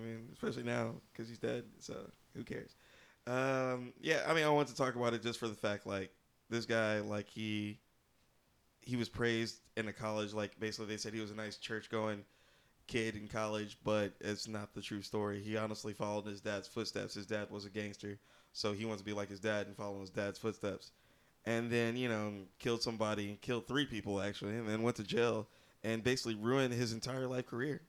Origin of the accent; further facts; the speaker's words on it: Texas, United States; As a Texan, I'm happy to hear that.